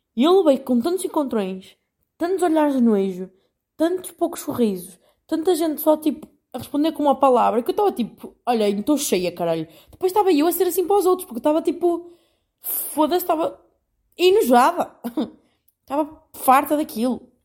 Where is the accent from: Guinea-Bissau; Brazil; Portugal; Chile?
Portugal; moved away as an adult; now in Netherlands; eu sou portuguesa